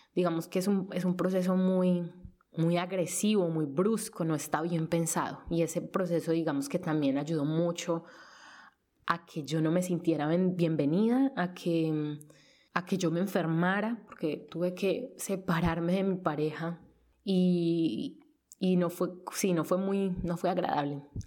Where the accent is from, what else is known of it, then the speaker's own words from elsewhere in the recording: Colombia; first language Spanish; moved away as an adult; now in Netherlands; Estuve en competencias cuando era pequeña en Colombia